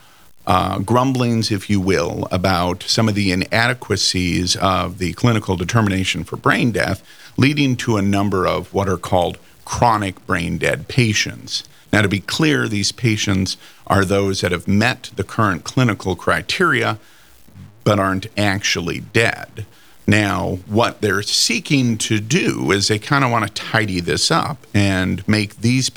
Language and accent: English; Fargo, North Dakota, United States; born and bred in Fargo